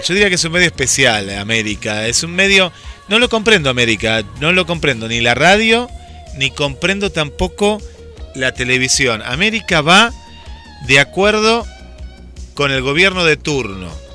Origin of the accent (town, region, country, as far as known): Argentina